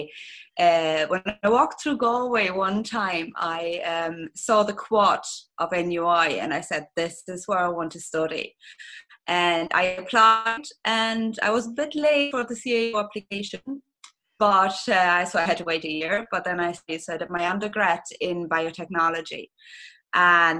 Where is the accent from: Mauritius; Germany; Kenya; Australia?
Germany; accent: German; English is a second language; moved away as an adult; now in Ireland; You're going to probably hear with my accent that I'm originally German